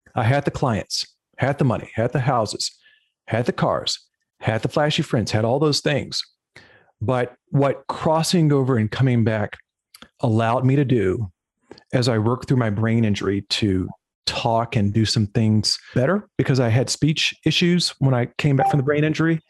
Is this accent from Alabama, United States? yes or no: no; Lynchburg, Virginia, United States; moved away; I grew up in Lynchburg, Virginia, which is in the central southwestern portion of the state